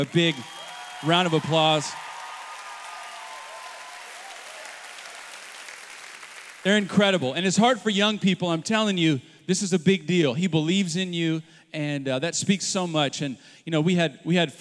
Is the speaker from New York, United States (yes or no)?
no; Oklahoma City, Oklahoma, United States; we've got a church in Oklahoma City. It's where I'm from